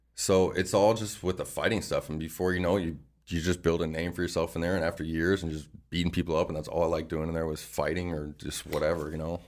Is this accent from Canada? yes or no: no; Phoenix, Arizona, United States; I'm like from Awatukee, Arizona